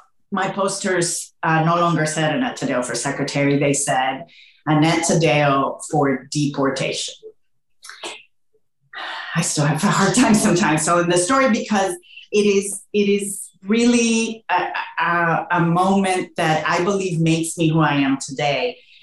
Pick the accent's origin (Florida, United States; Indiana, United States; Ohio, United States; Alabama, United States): Alabama, United States; accent: Southern; English is a second language; So if you hear a little bit of a Southern accent at times with my Spanish accent, that's why. I learned English in Alabama, really.